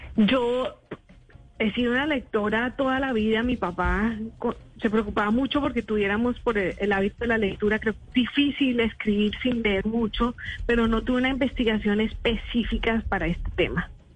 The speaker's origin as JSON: {"language": "Spanish", "country": "Colombia", "moved": "as an adult", "said": "yo soy colombiana, mi familia está en Colombia"}